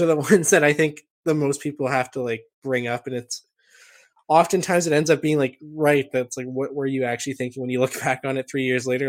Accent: Canada; being Canadian

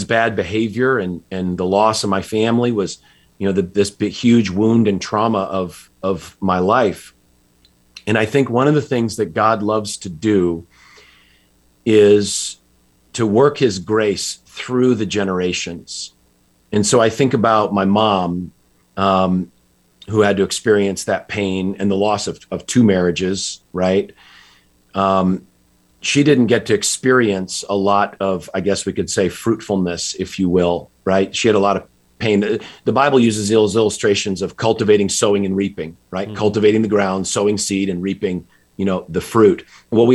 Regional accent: just outside Hartford, Connecticut, United States; I grew up in Connecticut, just outside Hartford

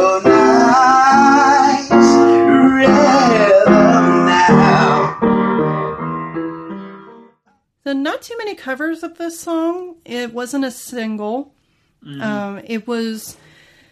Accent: United States; I'm an American fan.

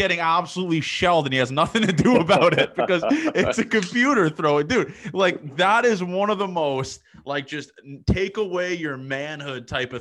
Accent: Toronto, Ontario, Canada; I'm from Toronto, so like, we're kind of like are the same people, to be honest. Like, just like the way we were raised and the way we grew up

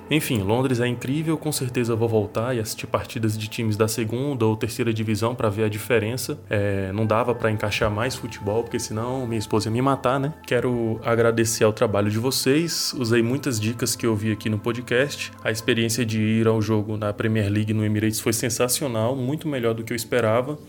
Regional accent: Brasília, Federal District, Brazil; eu sou de Brasília

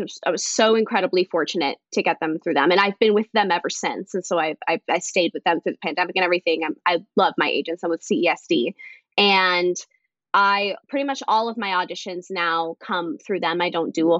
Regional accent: North Las Vegas, Nevada, United States; also born or lived in Missouri; now in New York, United States; I grew up mainly in North Las Vegas

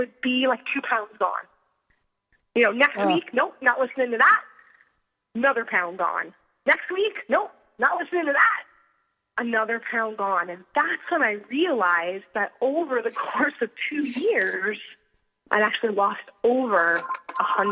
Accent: Pennsylvania, United States; moved away; I'm originally from Pennsylvania.

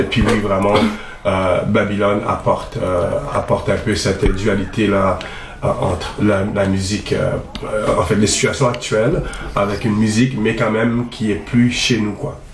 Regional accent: Montreal, Quebec, Canada; j'ai grandi quand même à Montréal

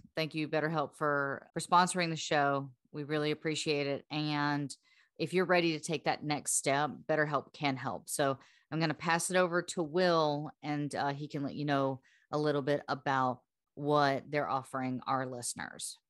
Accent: the South, United States; we're from the South

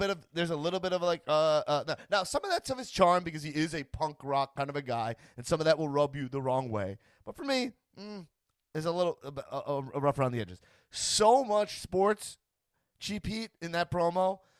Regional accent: Long Island, New York, United States; now in Los Angeles, United States; I grew up on Long Island

